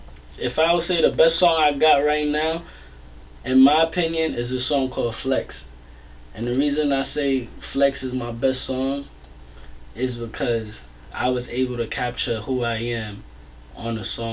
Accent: New York, United States; I'm from New York.

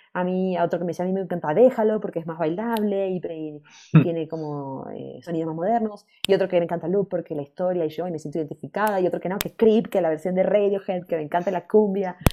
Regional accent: Buenos Aires, Argentina; moved away; also born or lived in New York, United States; estuve hace poco en Buenos Aires como dos meses y medio, también reconectando ahí con mi tierra

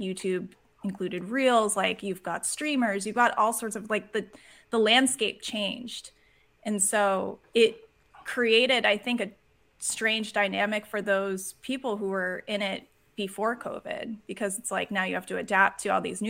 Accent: Boston, Massachusetts, United States; I'm from Boston

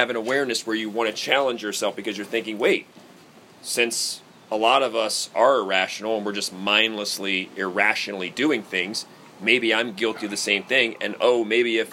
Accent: United States; I grew up outside of Washington, D.C.

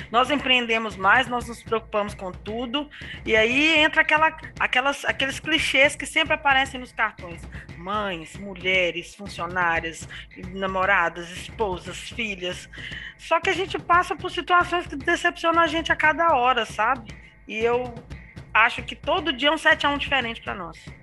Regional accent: Tabira, Pernambuco, Brazil; moved away as an adult; also born or lived in Vale do Aço, Minas Gerais; sou natural de Tabira, 35 anos

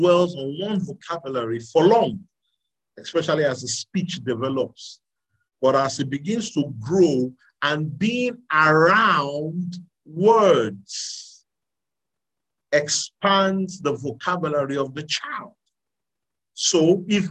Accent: Nigeria; I was born in Nigeria, I grew up here. The reason why I speak with this accent is because this is what I'm around

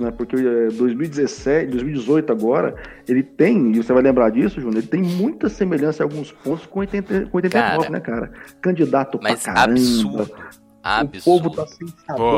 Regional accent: Goiânia, Goiás, Brazil; Ah, no Brasil, eu sou de Goiânia, Goiás, então eu sou professor na PUC de Goiás, na cadeira de Comunicação Política e Propaganda Eleitoral desde 2012.

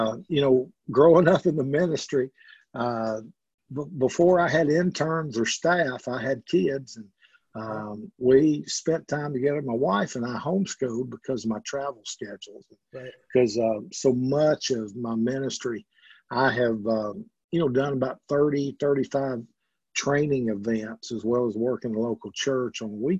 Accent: Alabama, United States; moved away as an adult; also born or lived in Mississippi / Oklahoma; now in Tennessee, United States; I was born in Alabama and grew up there and became an Alabama fan at a young age

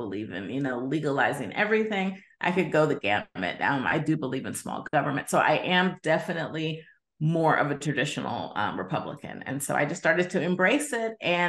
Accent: Midwest, United States; also born or lived in Mississippi / California; now in Arizona, United States; I'm originally from the Midwest, but I've spent some time in Mississippi, and I consider myself from California, even though now I live in the great state of Arizona.

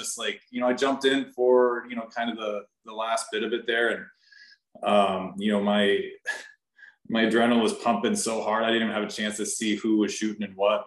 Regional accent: Nashville, Tennessee, United States; also born or lived in San Diego, California; I was born in San Diego and I moved here to Nashville when I was like 10, 11 years old

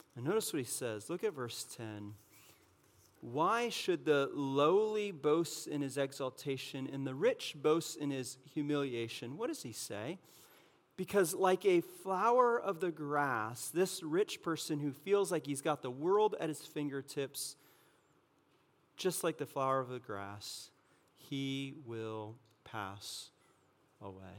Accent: California, United States; moved away; I'm from California

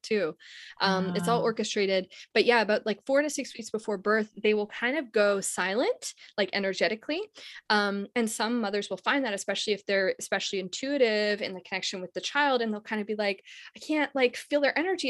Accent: Canada; I'm from Canada, so I just came to the US

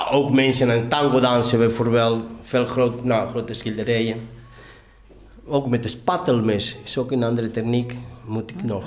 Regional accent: Argentina; now in Netherlands; Ik kwam met mijn zomerskleding van Argentinië.

